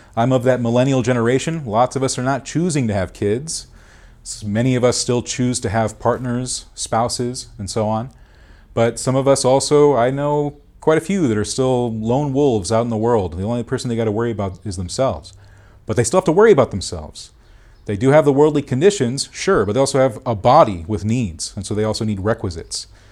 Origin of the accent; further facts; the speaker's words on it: Duarte, California, United States; also born or lived in Monrovia, California; I was born in Duarte.